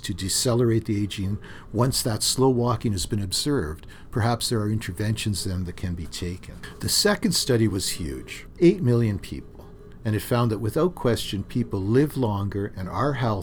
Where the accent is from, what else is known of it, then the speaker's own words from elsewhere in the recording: Thunder Bay, Ontario, Canada; When I was growing up in Thunder Bay, I had a part-time job at the grain elevators